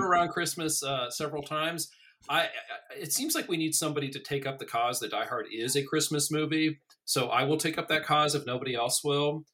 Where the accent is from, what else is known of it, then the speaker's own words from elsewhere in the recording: Fort Collins, Colorado, United States; I grew up in Fort Collins, Colorado